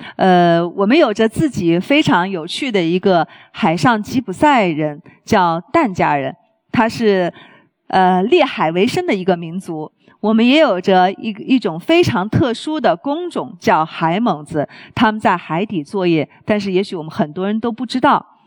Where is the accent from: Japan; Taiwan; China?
China; 我们中国人